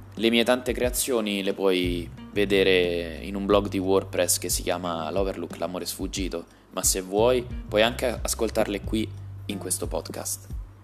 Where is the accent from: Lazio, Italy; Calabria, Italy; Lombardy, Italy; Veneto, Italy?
Lazio, Italy; Rome; moved away as an adult; also born or lived in Bologna; now in Brescia, Italy; Sono romano, amo la carbonara, ma è ormai un anno che sono fuori sede